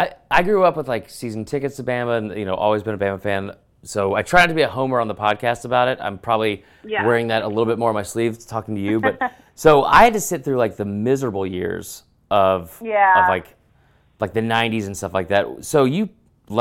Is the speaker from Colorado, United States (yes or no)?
no; Georgia, United States; I grew up in Georgia.